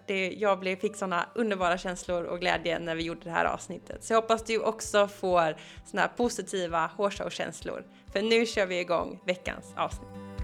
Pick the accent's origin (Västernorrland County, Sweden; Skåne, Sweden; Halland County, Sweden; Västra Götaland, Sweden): Västra Götaland, Sweden; Gothenburg; Jag är ju från Göteborg